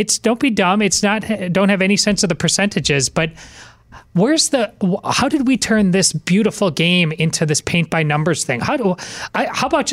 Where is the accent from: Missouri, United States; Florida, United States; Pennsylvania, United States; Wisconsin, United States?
Wisconsin, United States; Madison; moved away; I was a couple weeks ago back in my hometown of Madison, Wisconsin